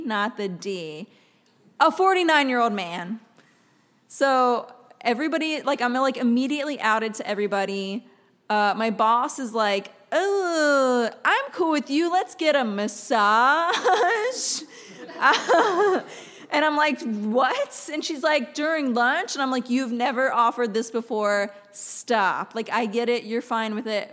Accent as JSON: {"language": "English", "town": "West Chester", "region": "Pennsylvania", "country": "United States", "tie": "born or raised there", "also_born_or_lived": "Philadelphia, Pennsylvania", "moved": "as an adult", "lives_now": "Los Angeles, United States", "said": "the town I grew up in Pennsylvania, it's Westchester, Pennsylvania"}